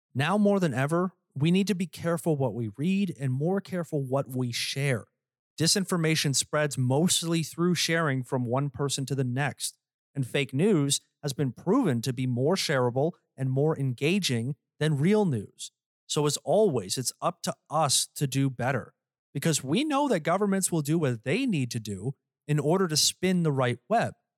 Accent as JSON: {"language": "English", "country": "Canada", "said": "I'm Canadian"}